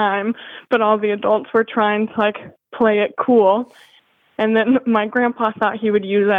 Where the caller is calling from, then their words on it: Washington, United States; I live in Tri-Cities, Washington.